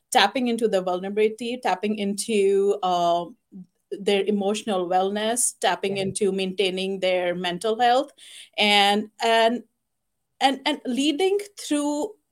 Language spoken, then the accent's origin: English; India; now in United States; I was born and raised in India